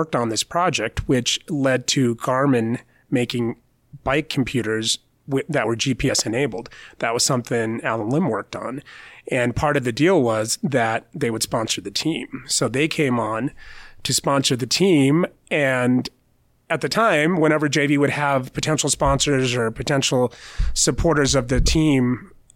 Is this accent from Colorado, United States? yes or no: yes; Lakewood, Colorado, United States; the road riders that went to Alameda High School, where I grew up in Lakewood.